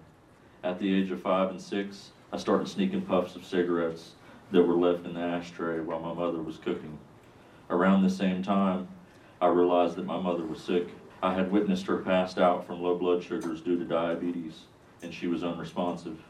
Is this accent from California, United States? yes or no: no; Kansas City, Kansas, United States; now in Harrisonburg, United States; in Kansas City, Kansas